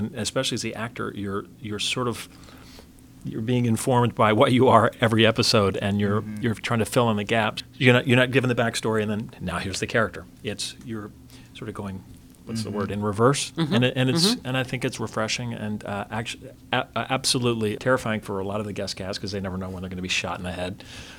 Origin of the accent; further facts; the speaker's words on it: Arkansas, United States; I'm from Arkansas, and we were raised on sugar, dough, fried combination of sugar